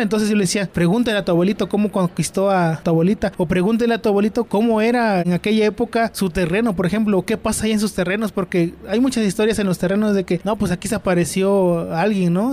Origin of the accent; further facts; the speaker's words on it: Citlala, Guerrero, Mexico; yo soy originario de un pueblo del estado de Guerrero que se llama Citlala